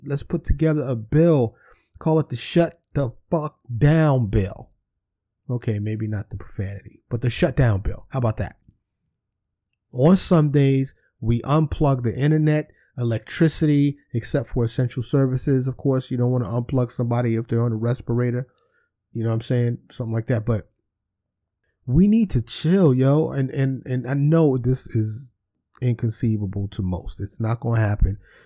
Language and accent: English; New York City, New York, United States; I grew up in New York City.